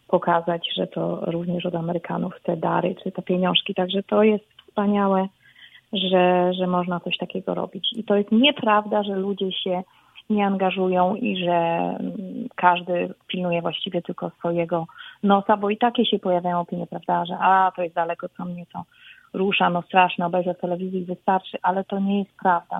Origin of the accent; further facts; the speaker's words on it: Poland; now in Texas, United States; jesteśmy Polakami, jesteśmy z Polski